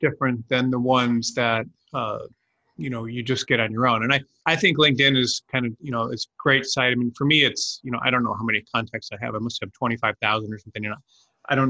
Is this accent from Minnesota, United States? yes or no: no; Detroit, Michigan, United States; I grew up in Detroit and went to a private school there